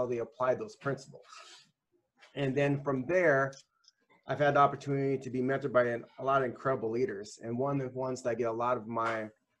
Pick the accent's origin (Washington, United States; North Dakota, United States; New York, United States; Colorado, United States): North Dakota, United States; Grand Forks; also born or lived in Milwaukee, Wisconsin; now in Wisconsin, United States; I'm actually originally from North Dakota. Grand Forks, North Dakota.